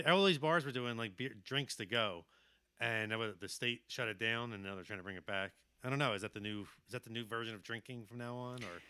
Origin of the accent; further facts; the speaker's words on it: Philadelphia, Pennsylvania, United States; born and raised in Philadelphia